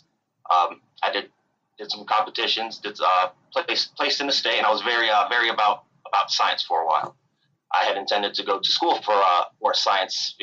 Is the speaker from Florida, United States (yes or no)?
no; Michigan, United States; now in Charlotte, United States; I'm originally from Michigan